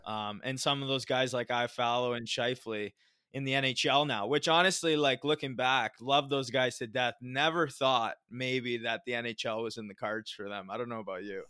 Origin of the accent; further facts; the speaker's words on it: Southern Ontario, Canada; where I grew up in Southern Ontario in Canada